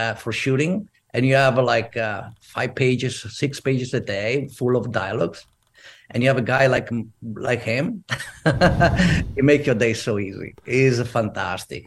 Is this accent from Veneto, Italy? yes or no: yes; Verona, Veneto, Italy; English is a second language; moved away as an adult; also born or lived in Venice / Rome; now in United States; I'm from Verona